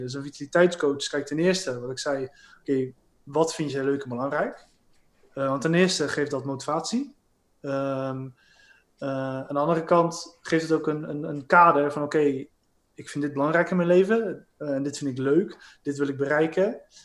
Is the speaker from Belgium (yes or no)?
no; Rotterdam, South Holland, Netherlands; ik ben een Rotterdammer